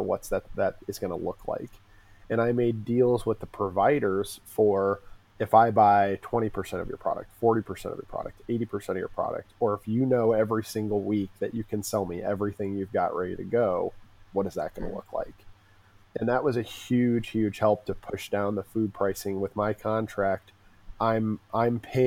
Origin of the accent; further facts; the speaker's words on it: Urbana, Illinois, United States; also born or lived in Champaign, Illinois; I grew up in Urbana, and I grew up in a pretty poor part of it.